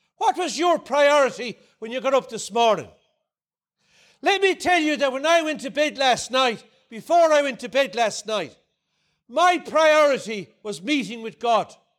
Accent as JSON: {"language": "English", "town": "Ardnacrusha", "region": "Munster", "country": "Ireland", "said": "I come from Ardnacrusha in, in County Clare, just outside Limerick City."}